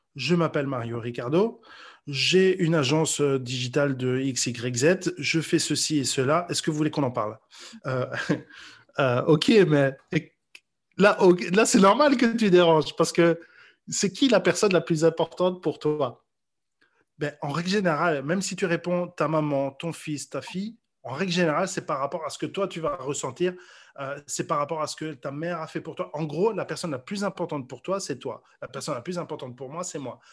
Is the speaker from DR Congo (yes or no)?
no; Mons, Wallonia, Belgium; moved away as an adult; also born or lived in Brussels, Belgium; now in Paris, France; moi je suis natif de Mons